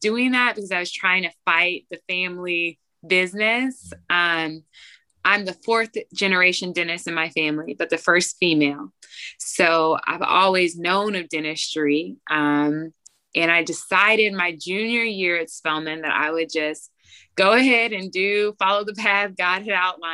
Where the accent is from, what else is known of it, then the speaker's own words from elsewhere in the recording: Georgia, United States; also born or lived in Chapel Hill, North Carolina; I'm from Georgia.